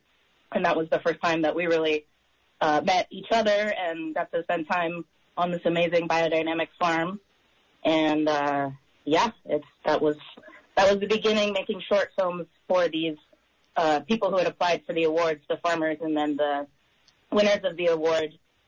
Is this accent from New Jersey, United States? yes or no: no; Humboldt, California, United States; I grew up in Humboldt